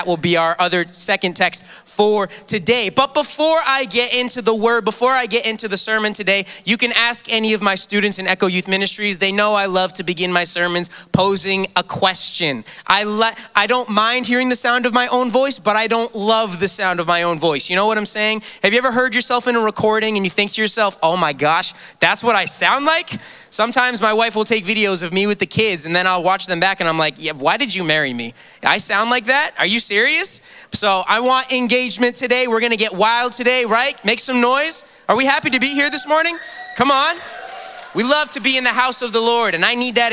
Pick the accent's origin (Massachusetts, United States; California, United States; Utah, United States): Massachusetts, United States; moved away; also born or lived in Phoenix, Arizona; I am originally from Massachusetts.